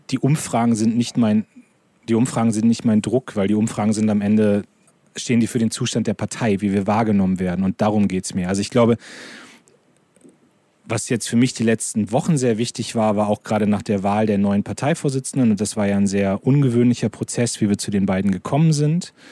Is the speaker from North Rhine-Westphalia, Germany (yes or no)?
no; Lower Saxony, Germany; ich komme aus Niedersachsen, da ist noch alles in Ordnung, in meinem Wahlkreis ist alles in Ordnung.